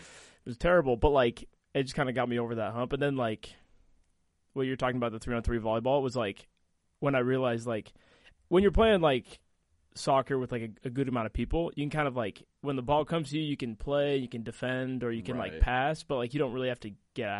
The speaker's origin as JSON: {"language": "English", "region": "Texas", "country": "United States", "tie": "born or raised there", "also_born_or_lived": "Wisconsin", "said": "So that's where I was born in Texas, went to high school in Texas. So I say I'm from Texas."}